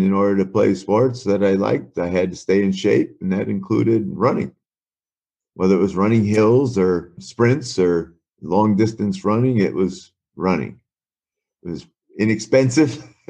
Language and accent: English; Wisconsin, United States; moved away as an adult; also born or lived in Oklahoma / Chicago, Illinois / Arizona; growing up in Wisconsin and then moving to Chicago